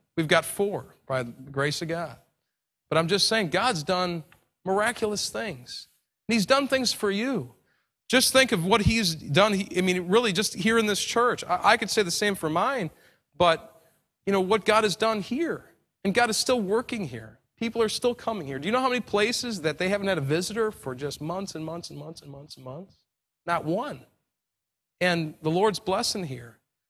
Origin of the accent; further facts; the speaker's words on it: New York, United States; I'm from New York, and, you know, 2001, we had the Twin Towers fall, and it was a tragedy in New York City.